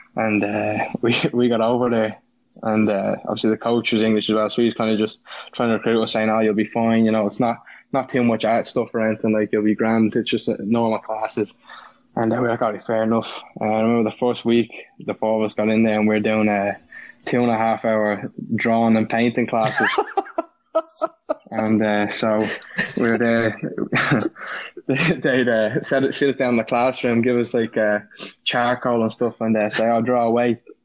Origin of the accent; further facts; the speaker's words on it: Ireland; moved away; also born or lived in Indiana / Florida; I was Irish